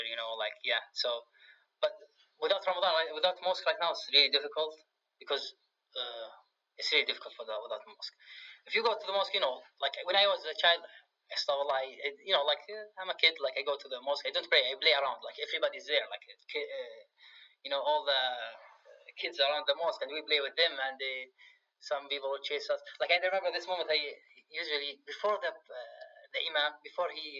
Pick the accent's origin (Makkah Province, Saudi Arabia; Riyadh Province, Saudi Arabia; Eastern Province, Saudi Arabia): Riyadh Province, Saudi Arabia; Riyadh; English is a second language; also born or lived in Oregon, United States / Richmond, United States; in Riyadh here, I grew up in Riyadh